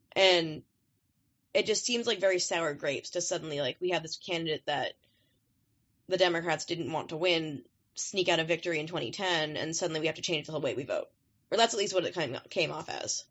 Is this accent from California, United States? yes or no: no; Maine, United States; moved away; I'm um, from Maine